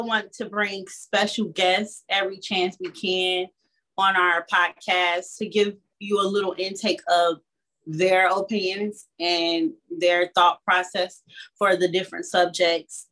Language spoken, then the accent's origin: English; Chicago, Illinois, United States; I'm from Chicago, Illinois